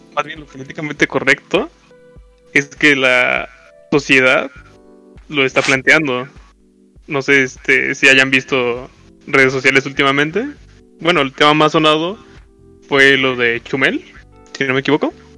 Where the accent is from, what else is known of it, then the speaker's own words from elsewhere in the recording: Mexico; para los mexicanos